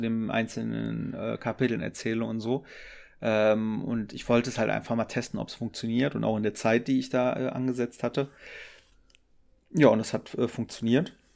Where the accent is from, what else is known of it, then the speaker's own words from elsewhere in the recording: Düren, North Rhine-Westphalia, Germany; ich komme aus, aus Düren